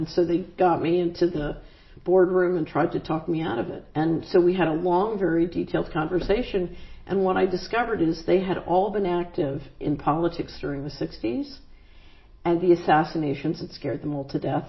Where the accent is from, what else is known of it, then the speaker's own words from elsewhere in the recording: Philadelphia, Pennsylvania, United States; moved away; I grew up in West Philadelphia